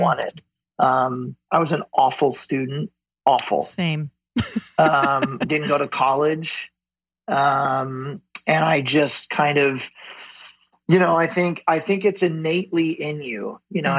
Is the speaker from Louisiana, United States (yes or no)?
no; Ventura, California, United States; I grew up in Ventura, um, which is a small coastal town just south of Santa Barbara here in Southern mm-hmm. California